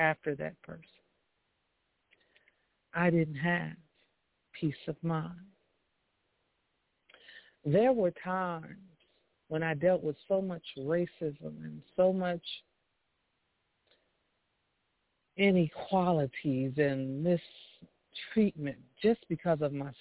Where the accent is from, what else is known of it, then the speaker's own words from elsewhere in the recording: Chicago, Illinois, United States; I was from Chicago